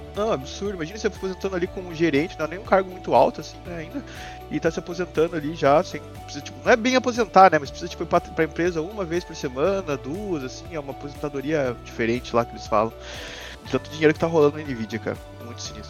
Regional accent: Joinville, Santa Catarina, Brazil; somos é de Joinville

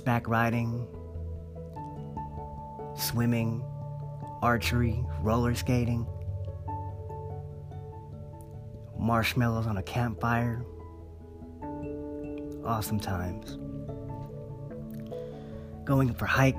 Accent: Monterey Bay area, California, United States; I've grown up around here in the Monterey Bay area, my hometown.

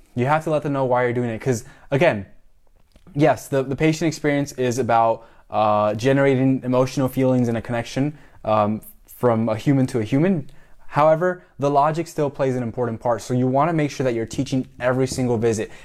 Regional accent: Miami, Florida, United States; moved away as an adult; also born or lived in Puerto Rico; now in Tampa, United States; I'm from Miami, so Hispanic, you know, half Mexican, half Cuban, uh, born in Puerto Rico

